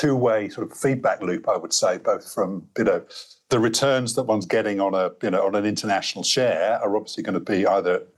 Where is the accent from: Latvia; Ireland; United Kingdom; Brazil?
United Kingdom; accent: British (implied); now in Australia; from my accent, you might detect where I hail from